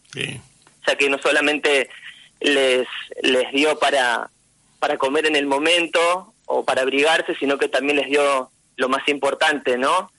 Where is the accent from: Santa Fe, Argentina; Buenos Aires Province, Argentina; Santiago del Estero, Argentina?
Buenos Aires Province, Argentina; General Lavalle; also born or lived in La Plata; now in Mar del Plata, Argentina; Yo nací en La Plata, y cuando tenía cuatro años, mis padres eh, nos llevaron a vivir a General Lavalle, valle que estaba pegadito a San Clemente del Tuyú y ahí em, hice mi primaria, mi secundaria